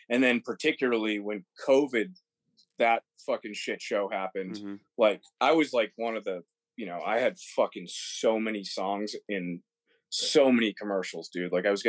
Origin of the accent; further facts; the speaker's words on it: Mansfield, Massachusetts, United States; moved away as an adult; also born or lived in Roslindale, Massachusetts / Los Angeles; now in Nashville, United States; I grew up in Mansfield, Massachusetts. Before that, it was Rosendale. I only lived in Rosie for a little bit.